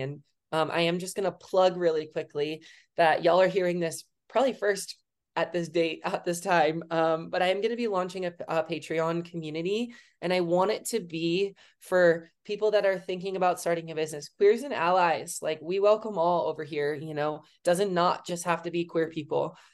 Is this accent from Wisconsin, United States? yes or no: yes; Wisconsin, United States; moved away as an adult; also born or lived in Colorado; I'm from Wisconsin, obviously.